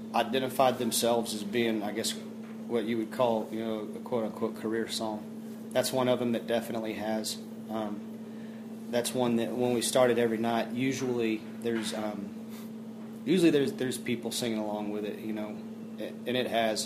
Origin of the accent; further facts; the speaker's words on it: Fort Worth, Texas, United States; I come from Fort Worth, Texas, I'm born born and raised originally down there